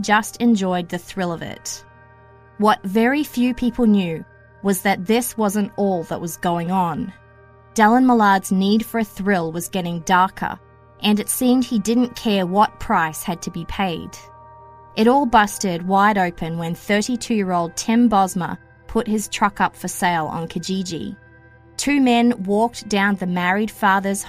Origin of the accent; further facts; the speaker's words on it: Australia; moved away as an adult; also born or lived in Greater Toronto Area, Canada; now in Toronto, Canada; Yep, in Australia, we pronounce it Nissan. Having lived in the Greater Toronto area since 2009